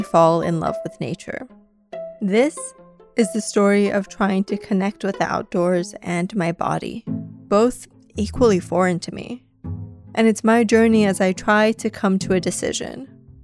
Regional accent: New York City, New York, United States; also born or lived in Iran; I was born in Iran and grew up mostly in Queens, New York.

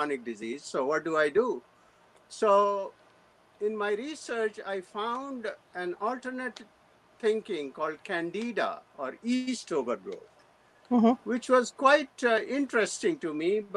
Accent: India; moved away as an adult; now in United States; I was born in India in 1948

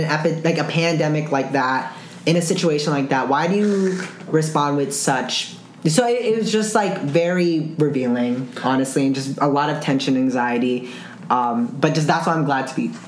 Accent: Zamboanga City, Zamboanga Peninsula, Philippines; my hometown, Zamboanga City

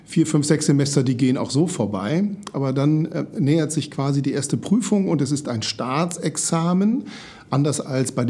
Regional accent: Oldenburg, Lower Saxony, Germany; born there; now in Hamburg, Germany; ich bin gebürtiger Oldenburger, obwohl wir hier im schönen Hamburg leben, habe ich das nicht vergessen.

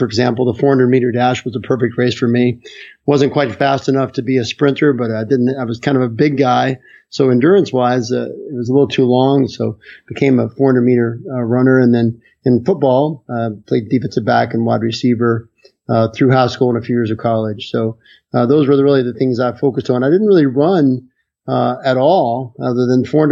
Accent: Chesapeake, West Virginia, United States; also born or lived in Charlottesville, Virginia; I grew up in Chesapeake, West Virginia, which is a great little town, coal mining town.

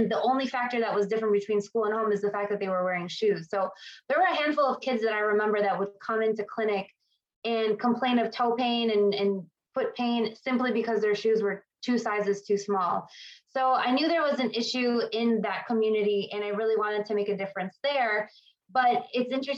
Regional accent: Chicago, Illinois, United States; I was born and raised in Chicago, pretty much have been here my whole life

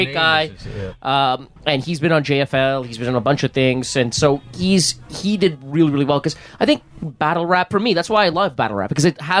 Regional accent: Canada; we're Canadian. Like Canadian. We're Canadians.

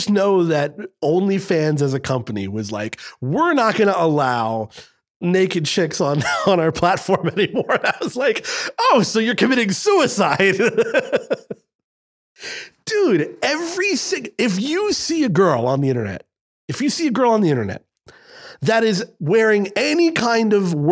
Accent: Scotland, United Kingdom; I'm Scottish

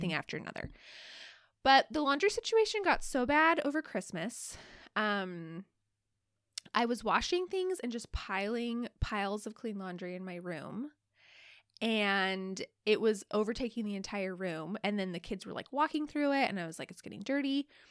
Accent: Alaska, United States; also born or lived in Utah; we live in Alaska, like, we're from Alaska, but all of us went to college at, at B Y U in Utah

